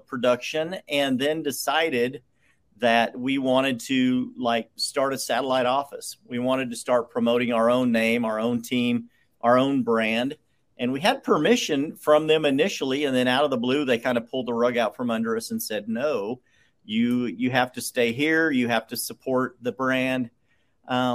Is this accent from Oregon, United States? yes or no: yes; southern Oregon coast, United States; moved away as an adult; now in Texas, United States; where I was born and raised, on the southern Oregon coast.